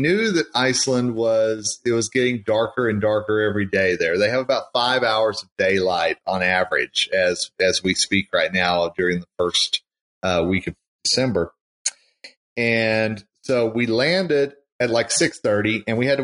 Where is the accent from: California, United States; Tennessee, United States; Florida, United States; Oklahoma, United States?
Oklahoma, United States; I'm born and raised in Oklahoma